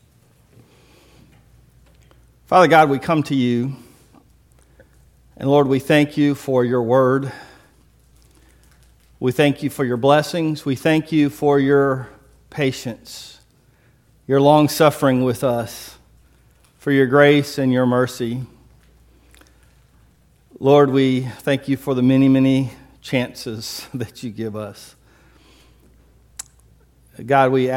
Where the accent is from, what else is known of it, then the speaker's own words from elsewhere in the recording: Biloxi, Mississippi, United States; I grew up in Biloxi, didn't grow up in North Mississippi. Grew up a coast fella